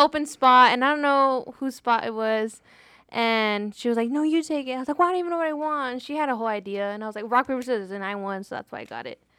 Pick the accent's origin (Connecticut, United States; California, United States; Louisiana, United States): California, United States; I'm from California